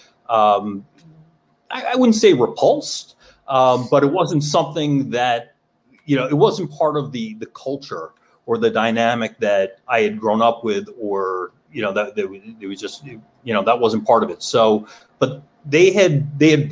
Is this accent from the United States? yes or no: yes; New York, United States; I grew up in New York.